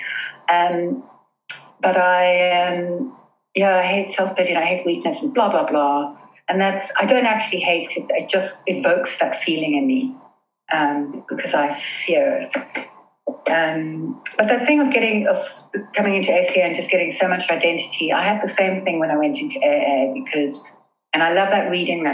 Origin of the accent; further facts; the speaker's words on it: South Africa; now in London, United Kingdom; we grew up in South Africa